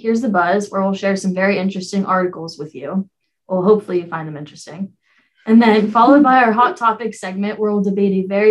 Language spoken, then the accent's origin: English; Hollidaysburg, Pennsylvania, United States; I'm from Hollidaysburg, Pennsylvania, and I'm a junior in hospitality management here at Penn State.